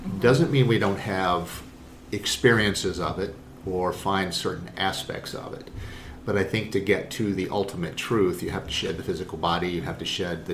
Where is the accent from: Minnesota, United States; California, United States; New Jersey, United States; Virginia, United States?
Virginia, United States; Northern; also born or lived in Buffalo, New York / Rockville, Maryland / Richmond, Virginia; most of my life has been in Northern Virginia. It is the most influential point of my life in terms of growing up, going through middle school, high school